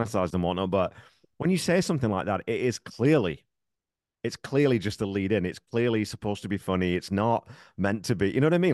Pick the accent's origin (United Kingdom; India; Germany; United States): United Kingdom; England; moved away as an adult; now in Canada; I grew up, I was in the military, I grew up in England